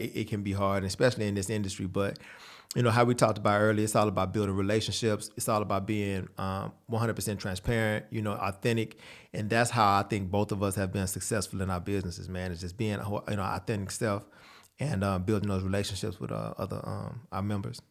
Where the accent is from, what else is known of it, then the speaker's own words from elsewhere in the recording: San Antonio, Texas, United States; I grew up in San Antonio, Texas